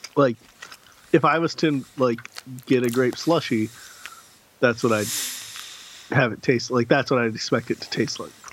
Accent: Clio, Michigan, United States; my hometown of Clio, Michigan.

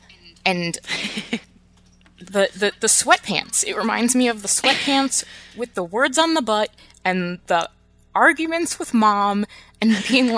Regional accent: New Jersey, United States; moved away as an adult; now in Michigan, United States; after I moved away from New Jersey, after I moved away from home or was home for like 28 years

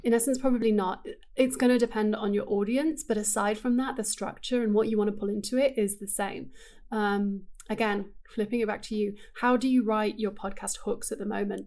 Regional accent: England, United Kingdom; moved away as an adult; I grew up in England and I lived there until I was twenty-two.

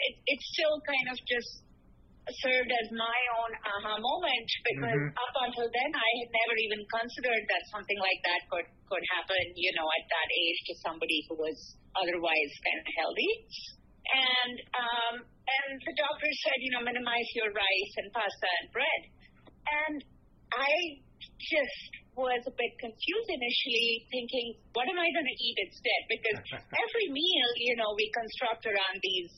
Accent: India; now in New York, United States; I grew up in India where, you know, culturally a lot of people are vegetarian

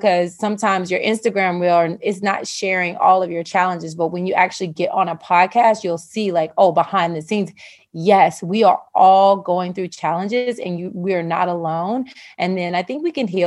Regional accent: the South, United States; I'm from the South

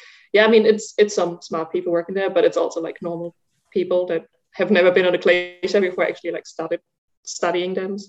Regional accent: Germany; English is a second language; now in Zurich, Switzerland; I like walked from Zurich in Switzerland, where I live now, to my hometown in Germany, which is about 400 kilometers north of here

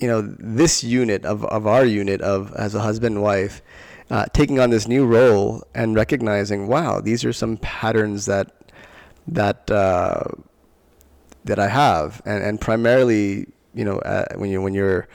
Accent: Long Island, New York, United States; I grew up in Long Island, New York, and we moved from one town to another

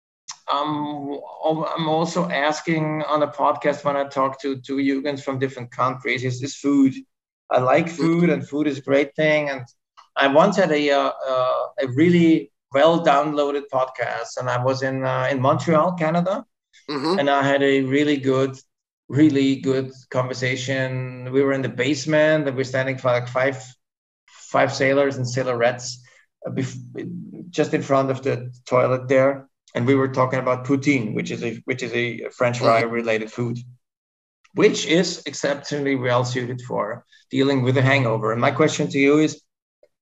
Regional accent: Vienna, Austria; I'm from Vienna, Austria

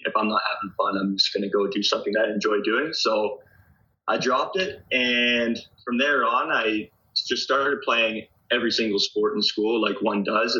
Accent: Wiarton, Ontario, Canada; So I started off with hockey and started here in Wyarton.

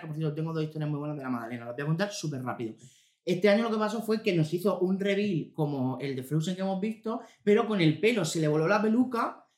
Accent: Region of Murcia, Spain; accent: Murcian; Tengo acento murciano

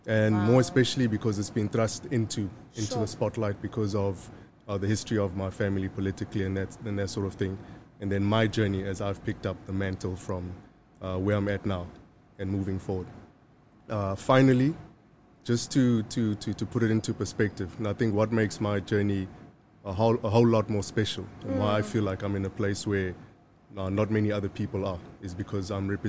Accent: Maputo, Mozambique; also born or lived in Zimbabwe / Zambia; You know, I was born in Maputo, Mozambique, in 1982.

